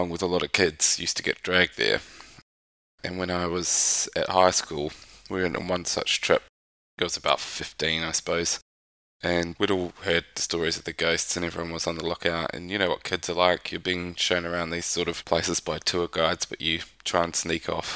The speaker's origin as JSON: {"language": "English", "town": "Dunedin", "region": "Otago", "country": "New Zealand", "tie": "born or raised there", "moved": "yes", "said": "where I grew up back in New Zealand, Dunedin."}